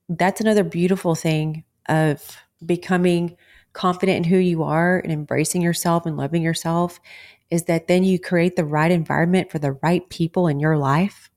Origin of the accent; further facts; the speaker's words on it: Texas, United States; I'm a born and raised Texas girl